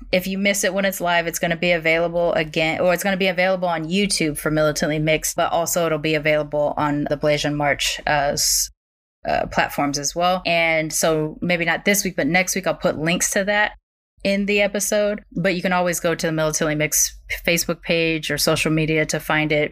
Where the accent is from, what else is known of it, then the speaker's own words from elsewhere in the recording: California, United States; I grew up in Southern California, in which the way that I had learned the word meant California born Mexican um, to the people that I grew up around.